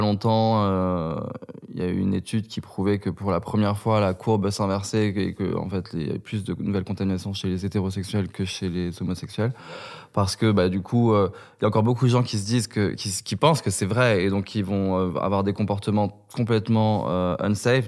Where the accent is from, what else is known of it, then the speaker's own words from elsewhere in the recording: Kabylie, Algeria; now in France; j'étais kabyle et que je venais d'Algérie